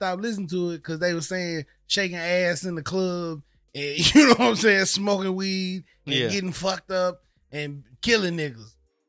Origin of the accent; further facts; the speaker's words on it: the South, United States; I know what it feel like being from a racist town in the South.